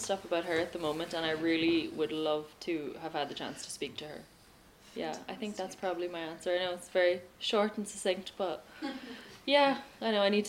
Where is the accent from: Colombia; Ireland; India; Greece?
Ireland; accent: Irish; If somebody doesn't want to listen to an Irish podcast because the person has an Irish accent